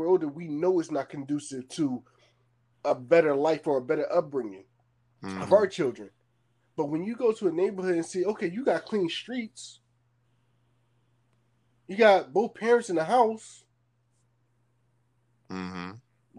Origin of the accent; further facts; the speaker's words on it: Philadelphia, Pennsylvania, United States; moved away; We're from North Philly